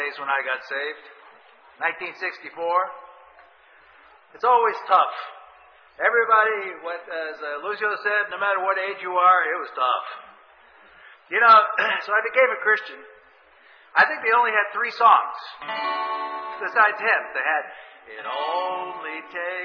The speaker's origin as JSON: {"language": "English", "town": "New York City", "region": "New York", "country": "United States", "moved": "yes", "said": "I came from Brooklyn"}